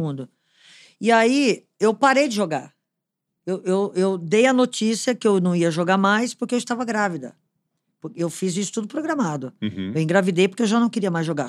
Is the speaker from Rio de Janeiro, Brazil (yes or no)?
no; Potirendaba, São Paulo, Brazil; Eu sou de uma cidade do interior de São Paulo, perto de São João do Rio Preto, chamada Potirendaba.